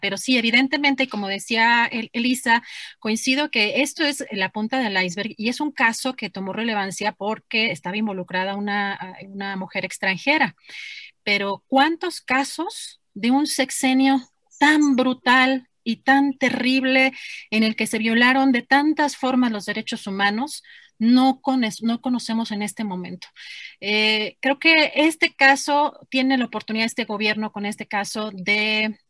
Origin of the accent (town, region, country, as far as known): Mexico